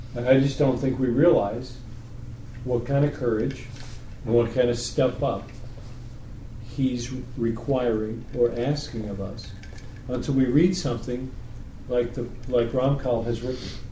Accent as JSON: {"language": "English", "region": "New York", "country": "United States", "said": "I'm from New York"}